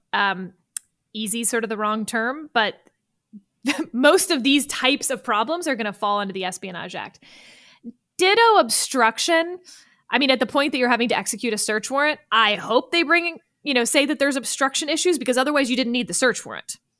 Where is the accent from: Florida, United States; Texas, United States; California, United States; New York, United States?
Texas, United States; I'm from Texas